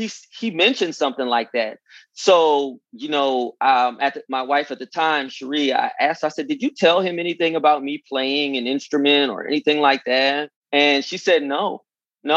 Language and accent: English; California, United States; moved away as an adult; also born or lived in Virginia; I'm from California.